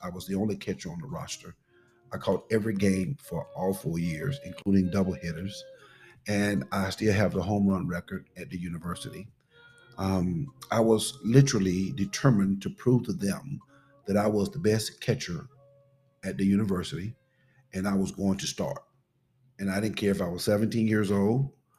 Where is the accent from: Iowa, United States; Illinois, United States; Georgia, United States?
Georgia, United States; Pelham; Pelham, Georgia.